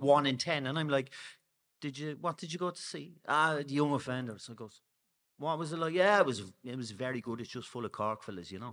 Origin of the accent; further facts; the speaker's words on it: Cork, Munster, Ireland; I'm from, um, Friars Walk